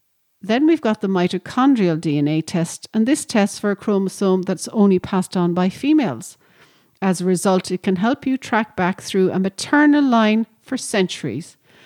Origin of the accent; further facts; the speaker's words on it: Ireland; being Irish and living in Ireland